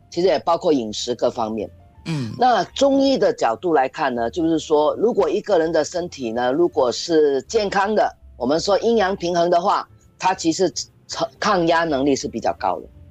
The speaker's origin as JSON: {"language": "Chinese", "country": "Singapore", "said": "我觉得我们新加坡人很多人就缺了一个玩字"}